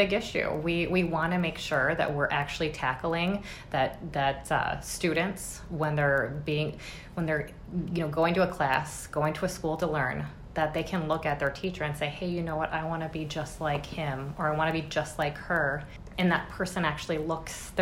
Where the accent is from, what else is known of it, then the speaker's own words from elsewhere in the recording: Minneapolis, Minnesota, United States; I grew up in North Minneapolis